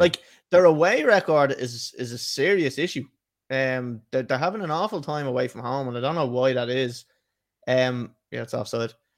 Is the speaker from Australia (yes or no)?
no; Ireland